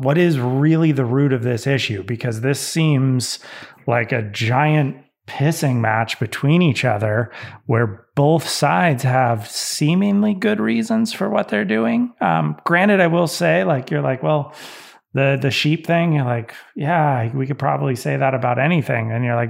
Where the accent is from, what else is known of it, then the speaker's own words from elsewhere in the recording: Tahoe, United States; most of my friends I grew up in the Tahoe are never going to be able to afford a house.